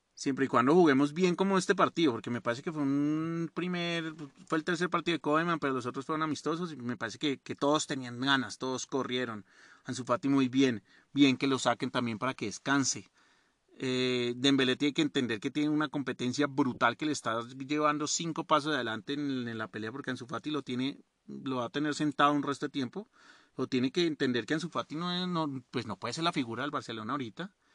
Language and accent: Spanish; Colombia